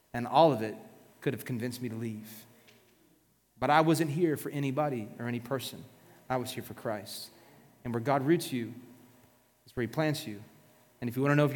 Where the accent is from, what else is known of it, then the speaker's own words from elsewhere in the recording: South Florida, United States; we're from South Florida